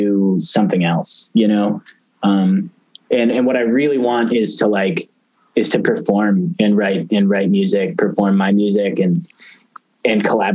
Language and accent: English; San Francisco Bay Area, California, United States; moved away as an adult; also born or lived in Boston; I grew up in the San Francisco Bay Area